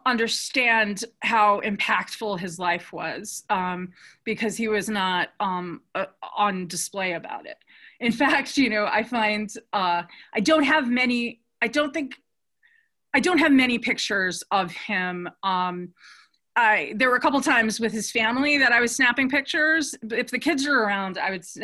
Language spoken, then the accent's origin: English; New York, United States; I'm from New York